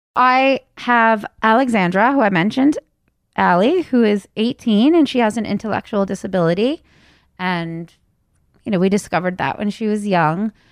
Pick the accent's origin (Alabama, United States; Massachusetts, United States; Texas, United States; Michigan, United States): Massachusetts, United States; Wayland; also born or lived in California; I was raised out here in Wayland, Massachusetts.